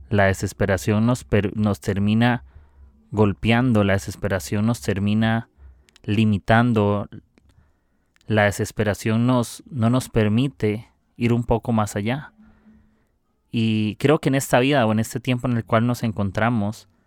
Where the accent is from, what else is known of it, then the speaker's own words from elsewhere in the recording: Costa Rica; soy de Costa Rica